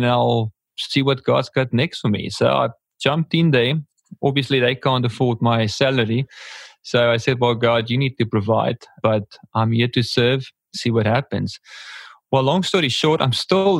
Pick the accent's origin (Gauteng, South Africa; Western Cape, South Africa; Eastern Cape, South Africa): Eastern Cape, South Africa; Port Elizabeth; I'm from South Africa, here in a small town called Port Elizabeth